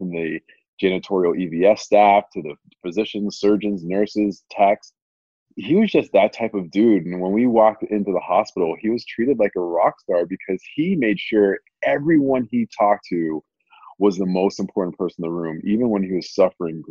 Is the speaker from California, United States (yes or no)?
no; Amherst, Massachusetts, United States; I grew up in a small town in Western Massachusetts called Amherst, Massachusetts.